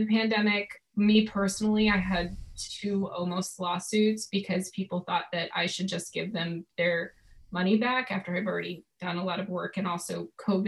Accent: Connecticut, United States; now in New York, United States; I grew up in Connecticut

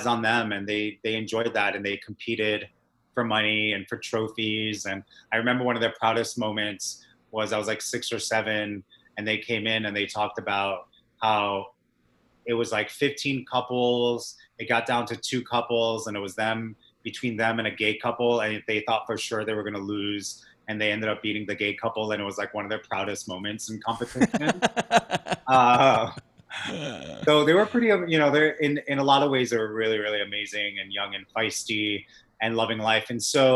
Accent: Massachusetts, United States; moved away as an adult; also born or lived in Los Angeles; now in New York, United States; I was born in Massachusetts.

